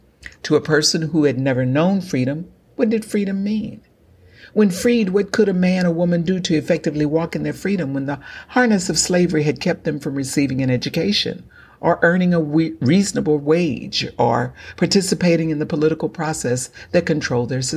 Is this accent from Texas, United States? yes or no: yes; Galveston County, Texas, United States; as an African American born and raised in Galveston County, Texas